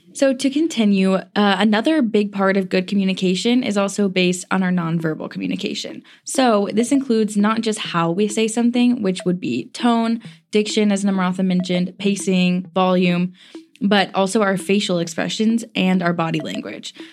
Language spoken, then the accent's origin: English; the South, United States; I'm a girl from the South